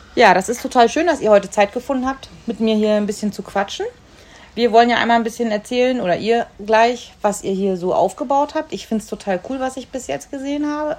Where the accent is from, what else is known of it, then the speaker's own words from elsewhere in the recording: the North, Northern Germany, Germany; wie ich aus dem Norden